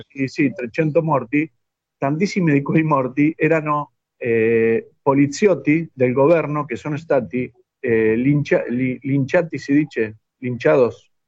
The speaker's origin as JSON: {"language": "Italian", "country": "Argentina", "second_language": "Italian", "said": "noi che siamo di Argentina"}